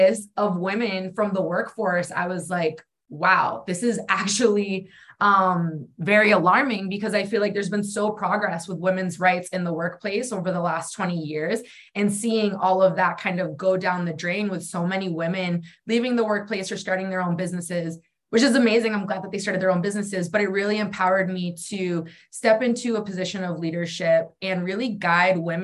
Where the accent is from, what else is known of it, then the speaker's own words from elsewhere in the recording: New Hampshire, United States; moved away; also born or lived in Arizona; I grew up in New Hampshire, and then I ended up moving to Arizona.